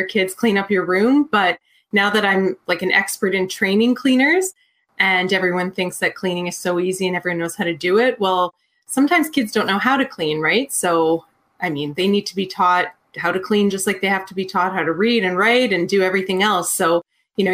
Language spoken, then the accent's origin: English; Edmonton, Alberta, Canada; I'm from Edmonton, Alberta, Canada